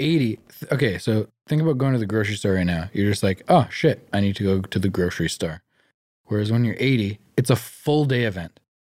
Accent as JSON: {"language": "English", "town": "Vancouver", "region": "British Columbia", "country": "Canada", "tie": "born or raised there", "said": "growing up in Greater Vancouver, we're very, very privileged"}